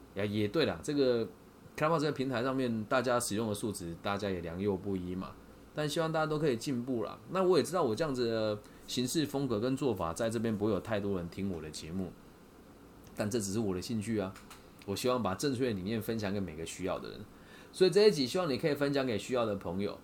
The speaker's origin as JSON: {"language": "Chinese", "country": "Taiwan", "said": "我是台湾人"}